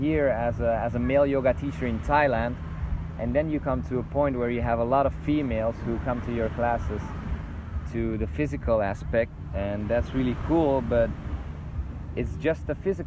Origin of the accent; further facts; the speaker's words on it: Belgium; moved away; I'm initially from Belgium